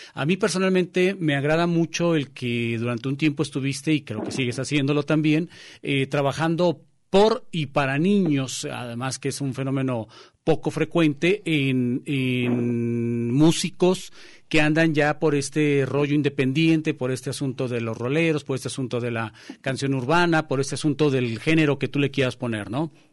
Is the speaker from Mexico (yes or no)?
yes; Mexico; los mexicanos